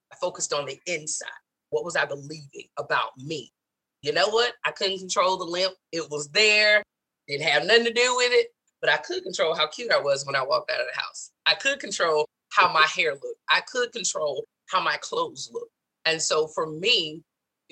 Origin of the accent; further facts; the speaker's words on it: the South, United States; moved away as an adult; growing up in the South.